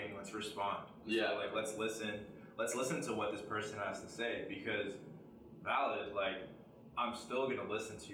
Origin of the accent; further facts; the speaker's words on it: Ontario, Canada; I'm from Ontario